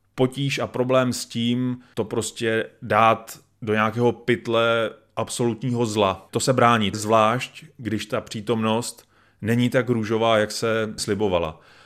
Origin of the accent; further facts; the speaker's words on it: Czechia; my, jako Češi nebo česká společnost